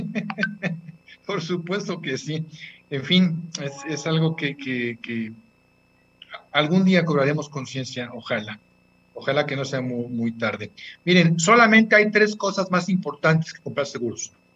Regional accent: Mexico

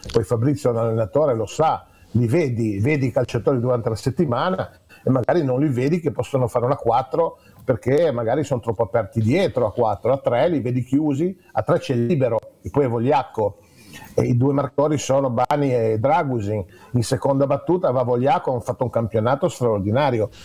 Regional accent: Genoa, Liguria, Italy; moved away; da genovese

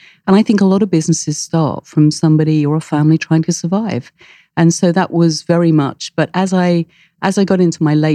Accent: United Kingdom; I'm British.

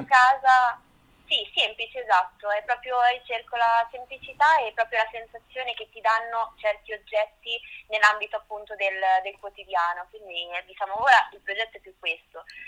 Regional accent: Montemarciano, Marche, Italy; now in Urbino, Italy; vengo da Montemarciano in provincia d'Ancona

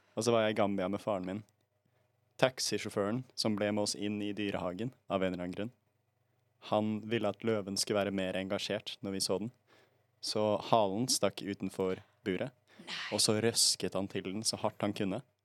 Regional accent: Bergen, Vestland, Norway; Jeg er også fra Bergen, og jeg har også bare bodd i Bergen

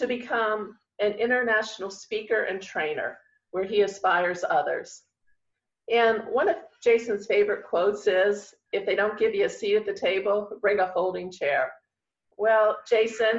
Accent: West Virginia, United States; I was born and raised in West Virginia.

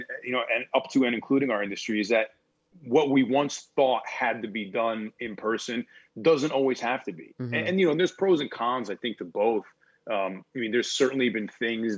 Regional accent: Connecticut, United States; moved away as an adult; now in Los Angeles, United States; I'm from Connecticut originally

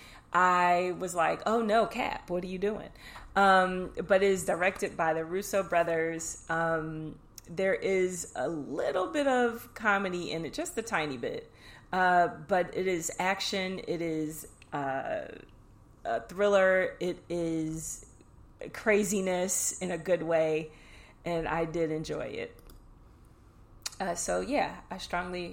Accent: Chicago, Illinois, United States; The Chi. It's my hometown

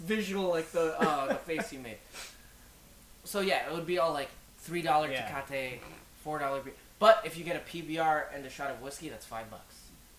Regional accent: Philippines; We're super Filipino over here.

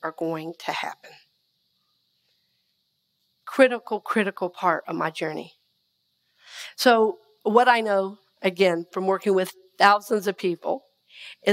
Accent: Red Oak, Georgia, United States; I'm from Red Oak, Georgia

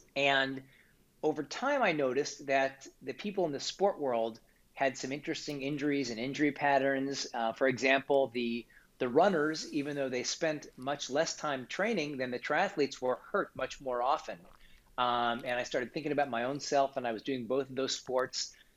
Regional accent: Kansas City, Missouri, United States; I grew up in Kansas City, Missouri

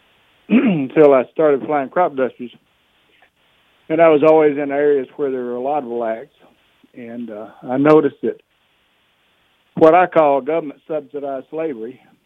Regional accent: Louisiana, United States; moved away; I'm from Louisiana, and uh, I grew up around blacks

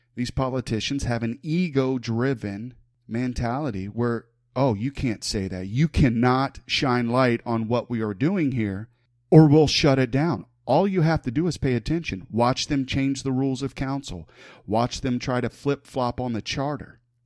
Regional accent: Huber Heights, Ohio, United States; I was born and raised in the city of Huber Heights

